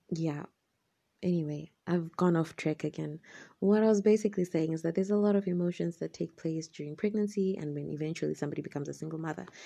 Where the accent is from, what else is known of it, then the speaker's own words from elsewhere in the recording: Zimbabwe; I'm from Zimbabwe, in Africa.